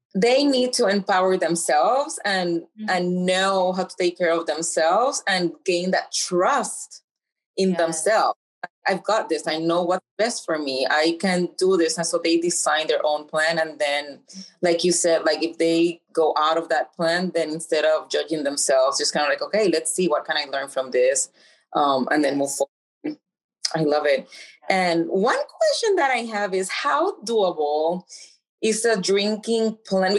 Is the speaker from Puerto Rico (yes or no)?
yes; Puerto Rico; I'm from Puerto Rico